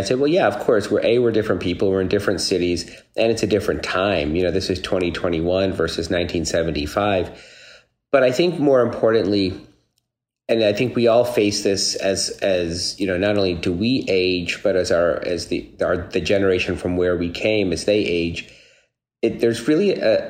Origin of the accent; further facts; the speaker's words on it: Dallas, Texas, United States; now in New York, United States; And I was born and raised in Dallas, Texas. And I am the son of immigrants. My parents came from India in the mid to late 60s